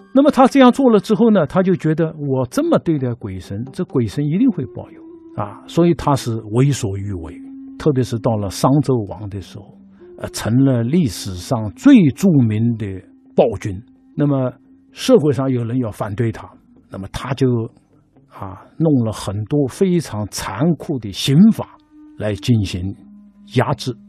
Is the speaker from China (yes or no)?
yes; China; 我们中国人就是靠着每天在按照礼的要求去做